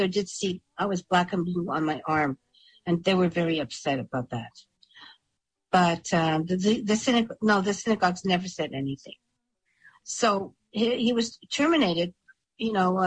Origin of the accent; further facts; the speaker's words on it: Montreal, Quebec, Canada; I was from Montreal